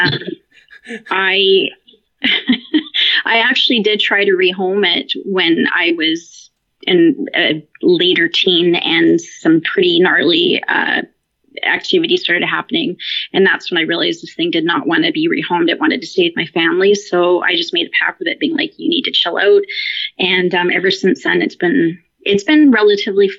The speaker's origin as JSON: {"language": "English", "town": "Victoria", "region": "British Columbia", "country": "Canada", "said": "As far west as you can go in Canada, I'm in Victoria on Vancouver Island"}